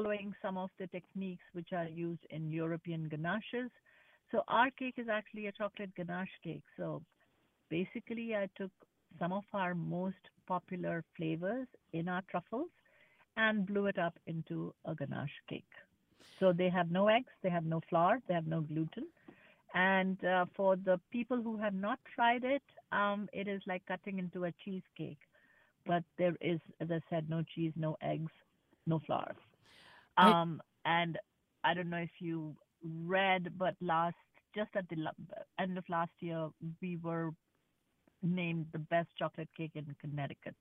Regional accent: India; now in United States; Growing up in India

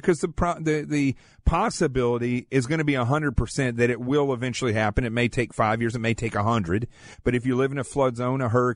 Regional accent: the Ozarks of Arkansas, United States; also born or lived in Manhattan, New York; now in New York City, United States; I grew up in the Ozarks of Arkansas, in the middle of nowhere, extremely poor. I live in Manhattan now

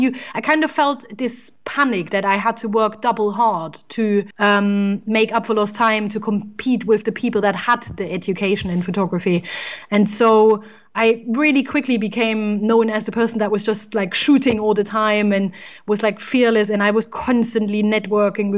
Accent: East Germany, Germany; moved away as an adult; now in England, United Kingdom; I was born in Germany, in East Germany to be precise. And I studied there as well

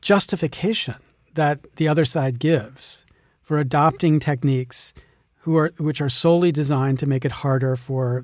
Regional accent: the Kentucky part of Pennsylvania, United States; I grew up in the Kentucky part of Pennsylvania.

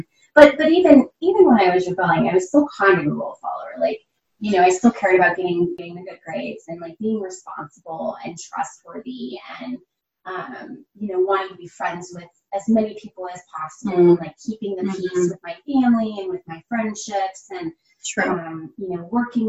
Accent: Loveland, Colorado, United States; born and raised in Loveland, Colorado

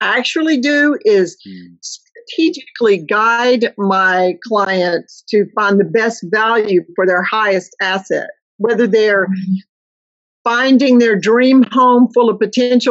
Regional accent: Mississippi, United States; moved away as an adult; I grew up in a very small Mississippi town

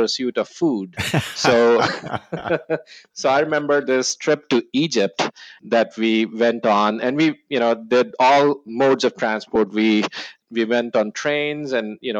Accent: New Delhi, Delhi, India; moved away as an adult; also born or lived in New Zealand; now in Austin, United States; I was born in New Delhi, India. And yes, the capital of India. I was born and bred there

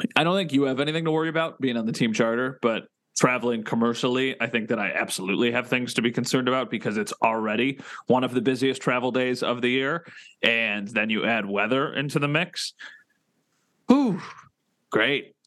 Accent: Buffalo, New York, United States; I'm from Buffalo.

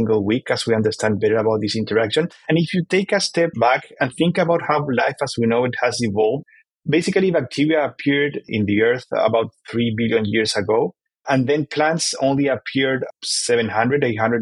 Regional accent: Chile; now in United States; And I am from Chile

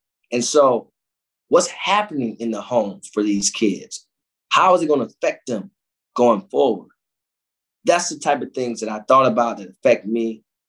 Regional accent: Cleveland, Ohio, United States; but when you come from those places, inner city Cleveland, like I come from the Glenville community, you wake up with a pain.

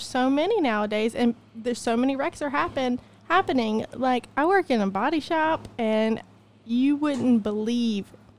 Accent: Louisiana, United States; I'm from Louisiana

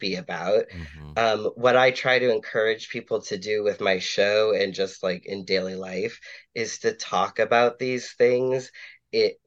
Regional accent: Boston, Massachusetts, United States; My sibling is NB, so we're two queer kids, growing up Catholic in Boston

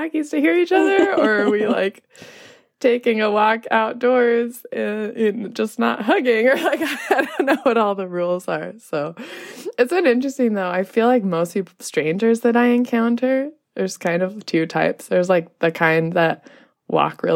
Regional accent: Los Angeles, California, United States; moved away as an adult; also born or lived in Nepal; I arrived in LA, where I am from

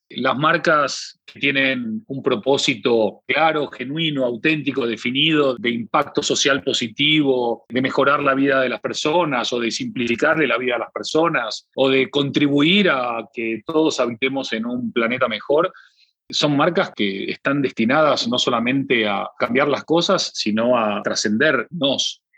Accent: Argentina; como somos argentinos

